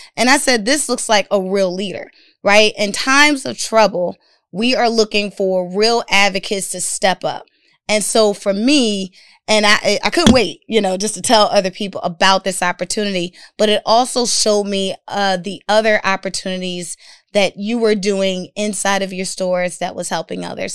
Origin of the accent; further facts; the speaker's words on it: Philadelphia, Pennsylvania, United States; I'm a girl from North Philadelphia